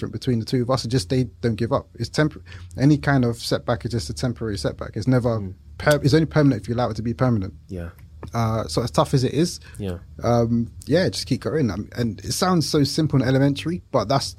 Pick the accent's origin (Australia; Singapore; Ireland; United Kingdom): United Kingdom; London; we grew up in East London, Leytonstone